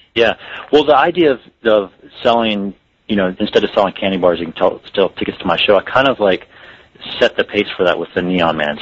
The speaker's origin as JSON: {"language": "English", "region": "the South", "country": "United States", "tie": "born or raised there", "said": "growing up in the South and the small town that I did"}